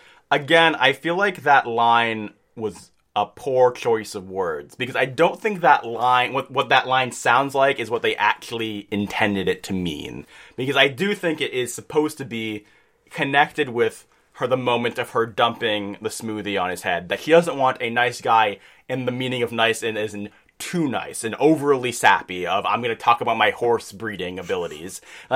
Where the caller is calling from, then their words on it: New York, United States; I'm from New York.